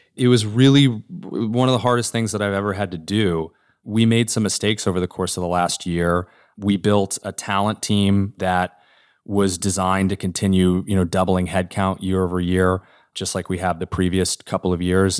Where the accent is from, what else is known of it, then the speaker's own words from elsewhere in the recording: Norman, Oklahoma, United States; moved away; my hometown of Norman, Oklahoma, that when I was growing up